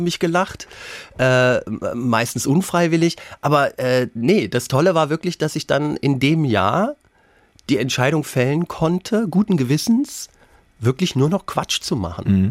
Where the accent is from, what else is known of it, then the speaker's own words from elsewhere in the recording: Lower Saxony, Germany; meine Kindheit auf dem Dorf in Niedersachsen